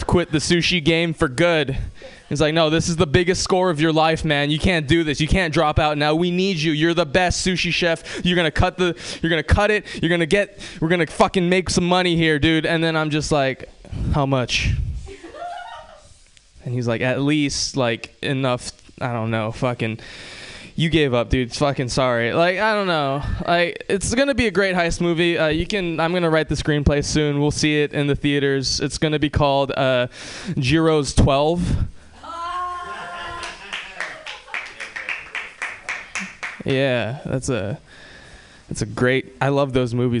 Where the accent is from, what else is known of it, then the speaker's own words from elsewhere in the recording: Hawaii, United States; moved away; I'm from Hawaii